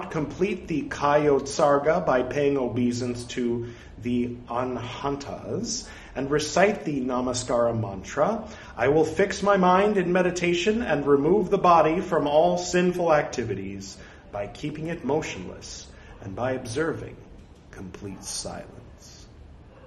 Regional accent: California, United States; moved away as an adult; now in India; I'm from California

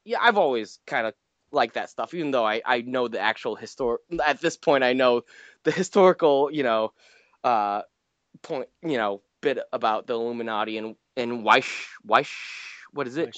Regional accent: New England, United States; I'm from New England.

